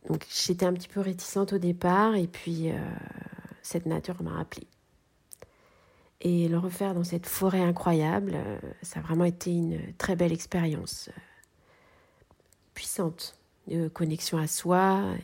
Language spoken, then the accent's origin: French; Cholet, Pays de la Loire, France; born there; now in Clisson, France; je suis née à Cholet. J'habite à Clisson depuis 19 ans et je suis artiste textile.